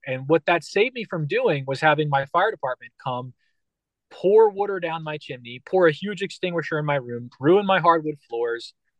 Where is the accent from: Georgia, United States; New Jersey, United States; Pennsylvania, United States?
Pennsylvania, United States; Philadelphia; I'm from Philadelphia and Philadelphia's like hardcore.